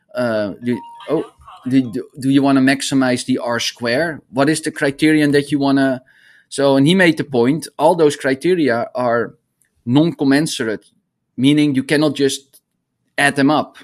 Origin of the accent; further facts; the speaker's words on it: Netherlands; moved away as an adult; also born or lived in Arizona; I grew up in the Netherlands